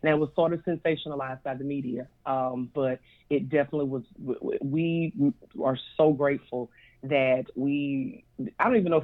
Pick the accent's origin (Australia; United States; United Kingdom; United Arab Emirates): United States; Poplarville, Mississippi; moved away as an adult; now in Slidell, United States; I am from Poplarville, Mississippi. That's my hometown. I live in Slidell, Louisiana now